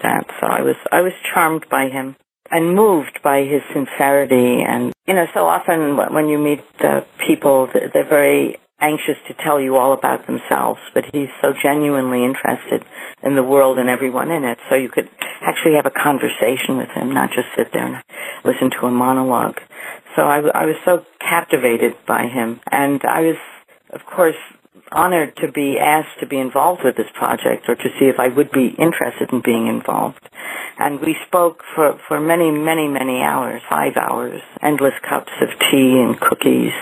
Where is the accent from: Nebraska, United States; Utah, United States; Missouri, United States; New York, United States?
New York, United States; I grew up in New York